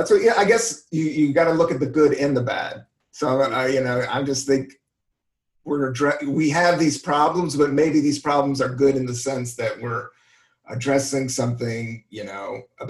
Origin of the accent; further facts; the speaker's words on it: United States; being American is just crazy and cool, but off